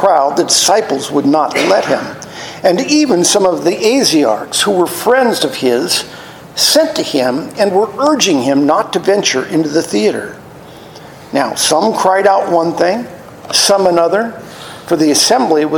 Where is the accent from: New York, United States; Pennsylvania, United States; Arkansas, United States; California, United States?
California, United States; Los Angeles; I grew up in the San Fernando Valley in Chatsworth.